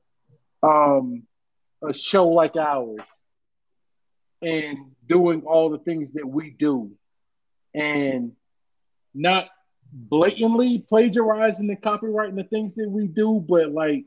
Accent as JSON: {"language": "English", "town": "Jacksonville", "region": "Florida", "country": "United States", "said": "I'm still from Lackawanna. I'm still from Jacksonville, Florida"}